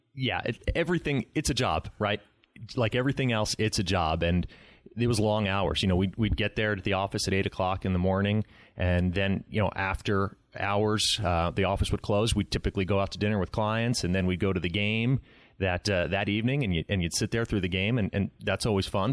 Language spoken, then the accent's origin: English; Baltimore, Maryland, United States; moved away as an adult; now in Phoenix, United States; for most of the time that I was growing up in Baltimore